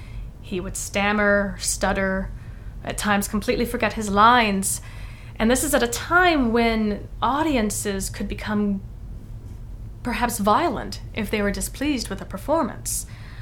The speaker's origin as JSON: {"language": "English", "region": "London", "country": "United Kingdom", "said": "I will tell people I am a Londoner."}